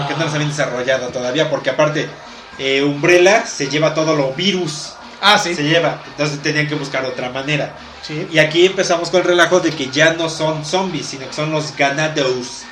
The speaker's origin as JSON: {"language": "Spanish", "country": "Mexico", "said": "tú te quedas como mexicano"}